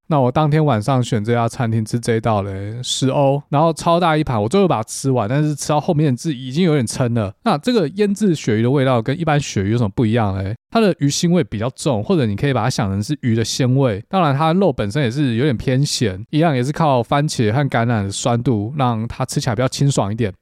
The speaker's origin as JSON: {"language": "Chinese", "country": "Taiwan", "said": "我们台湾人"}